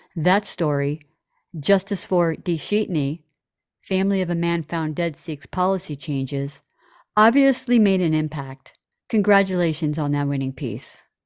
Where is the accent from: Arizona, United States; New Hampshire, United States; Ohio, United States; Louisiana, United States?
Ohio, United States; Toledo; my hometown of Toledo, Ohio